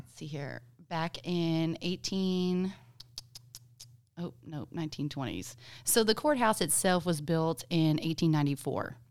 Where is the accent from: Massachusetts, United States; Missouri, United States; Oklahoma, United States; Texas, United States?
Texas, United States; Gonzales; growing up in Gonzales